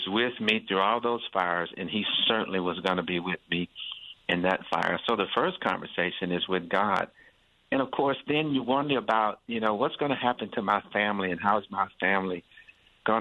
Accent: United States; growing up in America

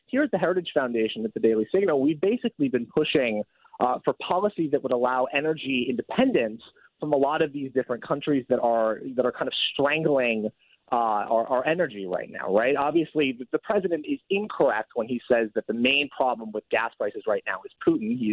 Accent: Oregon, United States; my home state of Oregon

